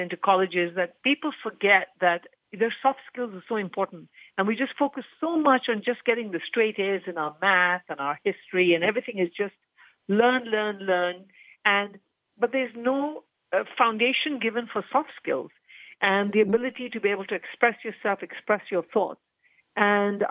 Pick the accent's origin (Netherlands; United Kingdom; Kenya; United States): Kenya; I was born and raised in Kenya